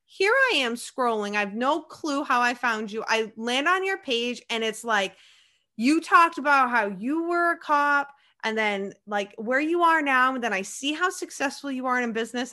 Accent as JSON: {"language": "English", "region": "Maine", "country": "United States", "said": "I'm from Maine"}